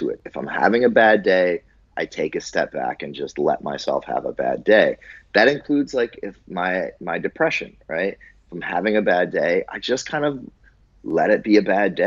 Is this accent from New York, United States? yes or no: yes; Buffalo, New York, United States; moved away; I grew up in Buffalo, New York.